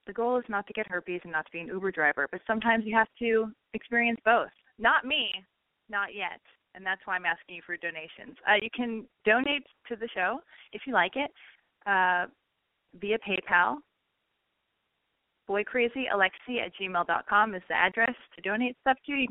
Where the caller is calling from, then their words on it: Oahu, Hawaii, United States; I'm calling from Oahu, Hawaii, and I'm 23 years old.